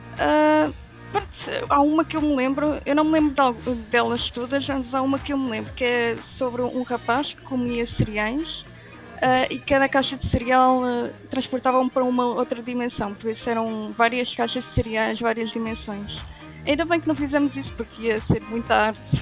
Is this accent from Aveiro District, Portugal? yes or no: yes; Aveiro, Aveiro District, Portugal; sou da Aveiro